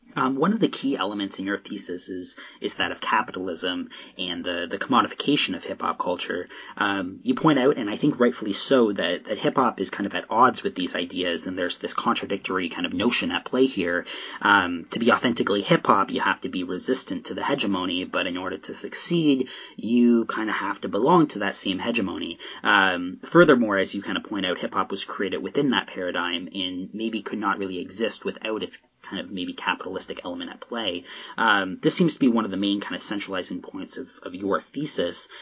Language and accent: English; Southern Ontario, Canada; now in Nova Scotia, Canada; I'm Nova Scotia now, but I'm from Southern Ontario.